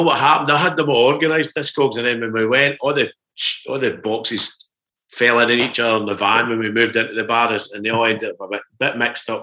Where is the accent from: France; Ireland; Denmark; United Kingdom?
United Kingdom; Kilmarnock, Scotland; us growing up in Kilmarnock